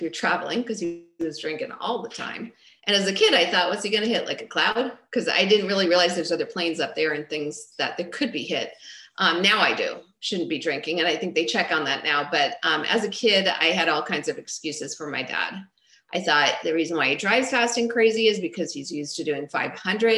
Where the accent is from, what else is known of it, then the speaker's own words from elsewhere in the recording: Long Island, New York, United States; I grew up in Long Island, New York